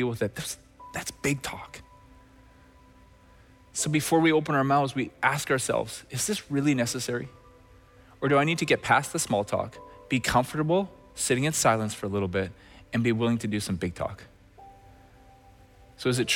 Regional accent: Red Deer, Alberta, Canada; moved away; my days growing up in Red Deer, Alberta

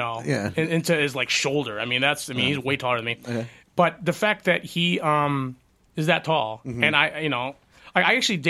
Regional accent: Philippines; Well, I'm Filipino.

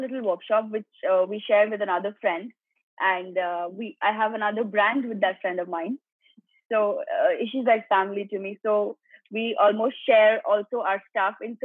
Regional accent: Gujarat, India; also born or lived in Mumbai; I was brought up in Gujarat.

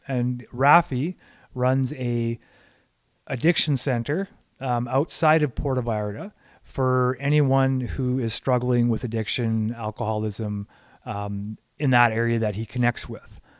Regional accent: Canada; I'm looking at it as a Canadian

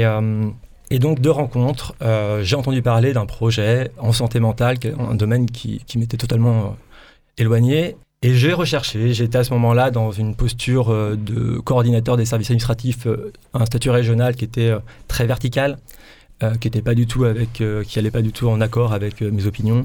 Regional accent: Brittany, France; moved away as an adult; now in Provence-Alpes-Côte d'Azur, France; je suis breton d'origine. Comme tout breton, on migre beaucoup. Donc, euh, je me retrouve en région PACA depuis trois ans

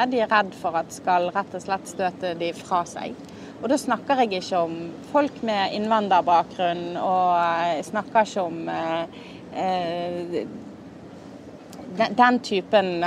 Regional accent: Norway; Altså, jeg er veldig inkluderende, altså, det vet jeg, for jeg er jo norsk

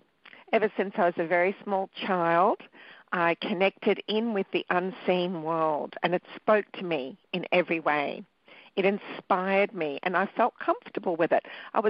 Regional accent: Australia; also born or lived in Sri Lanka; I was born in Sri Lanka, which is a little island off the bottom of India. And I came to Australia when I was 2

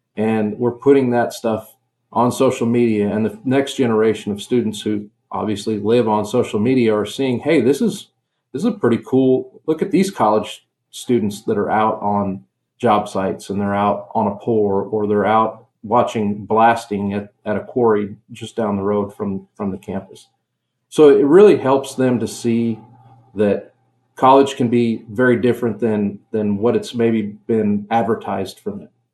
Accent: Western Nebraska, United States; I grew up in Western Nebraska in farming community

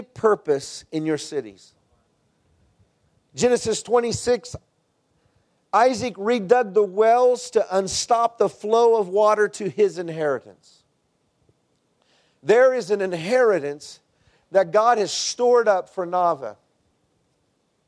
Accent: Texas, United States; moved away; I'm from Texas

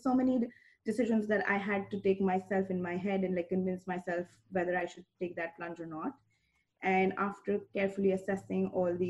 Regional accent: Faridabad, Haryana, India; moved away as an adult; now in United States; I'm a chartered accountant from India, which is a license equivalent to a CPA in the US markets. So I grew up in a town called Faridabad that's close to Delhi, and Delhi is the capital of India. And I had like a suburb kind of an upbringing

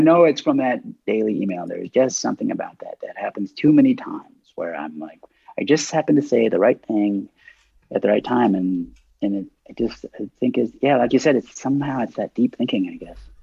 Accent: Dallas, Texas, United States; I grew up in Dallas

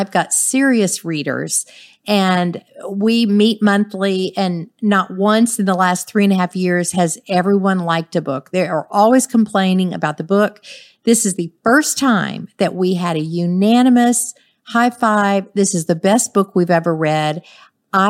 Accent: New Orleans, Louisiana, United States; I grew up in New Orleans

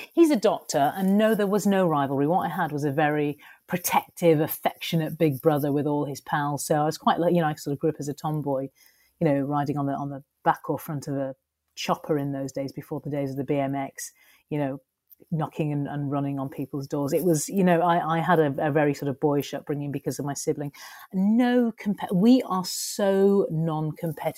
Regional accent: Skelmersdale, North West England, United Kingdom; also born or lived in Ormskirk / Liverpool / London; I was born and raised in a little northern working class town called Skelmersdale

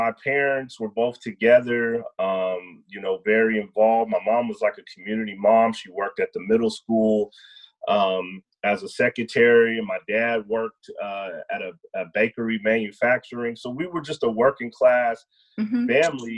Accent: Denver, Colorado, United States; now in Austin, United States; I was actually born and raised in Denver, Colorado

